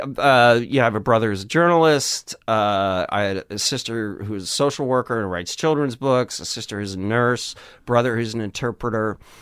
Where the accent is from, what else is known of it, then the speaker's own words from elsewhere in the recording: Madison, Wisconsin, United States; growing up in Wisconsin